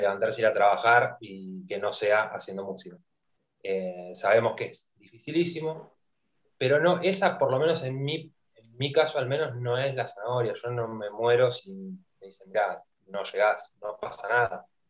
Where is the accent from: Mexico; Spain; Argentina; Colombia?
Argentina; lo que nos ha dado eh, lo deportivo como argentinos